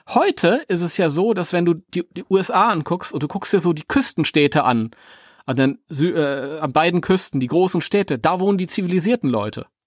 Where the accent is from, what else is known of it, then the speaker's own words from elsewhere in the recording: Germany; weil wir sind Deutsche